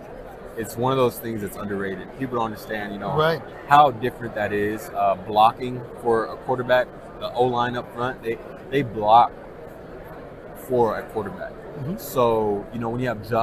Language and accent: English; California, United States; moved away; also born or lived in Boise, Idaho / Minneapolis, Minnesota; growing up in California